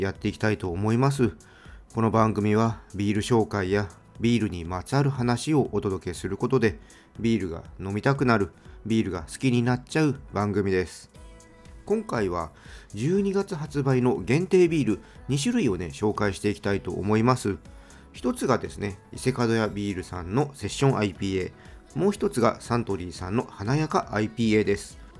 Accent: Tokyo, Japan; 私はねもう東京生まれの東京育ちなので

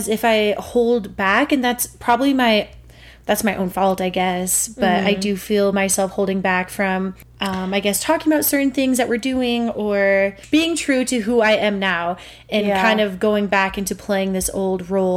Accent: Montana, United States; moved away as an adult; now in Denver, United States; we grew up in Montana, but our serious adult growing has been here in Denver

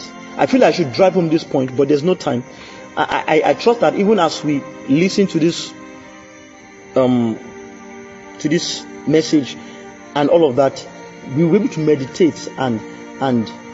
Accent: Oye-Ekiti, Ekiti, Nigeria; I'm from Oye Ekiti

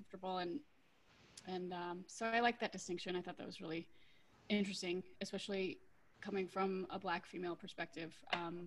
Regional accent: Minnesota, United States; moved away as an adult; also born or lived in Hawaii / Europe; I grew up in Minnesota

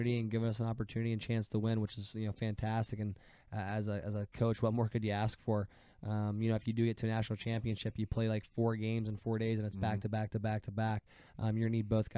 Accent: Ohio, United States; I watch a lot of Columbus Blue Jackets hockey because I'm from Ohio

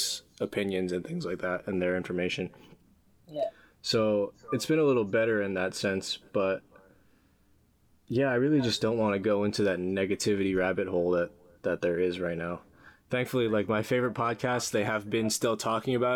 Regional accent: New York, United States; moved away; back home in New York

